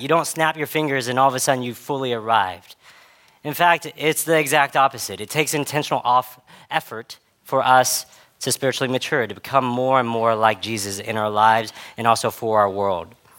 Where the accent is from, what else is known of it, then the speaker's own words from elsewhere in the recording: Dallas, Texas, United States; I grew up in spaces in Dallas where I was a part of a lot of different white majority spaces